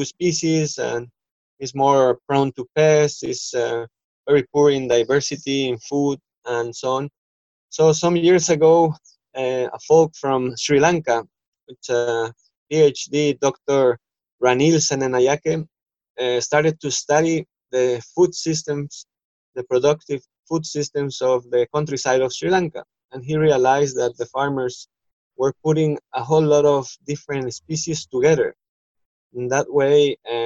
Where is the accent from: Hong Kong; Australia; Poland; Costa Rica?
Costa Rica; moved away as an adult; now in Ecuador; I am originally from Costa Rica in Central America